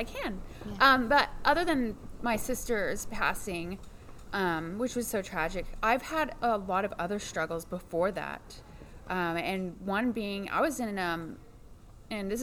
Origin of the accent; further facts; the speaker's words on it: Fayetteville, Arkansas, United States; I grew up in Fayetteville, Arkansas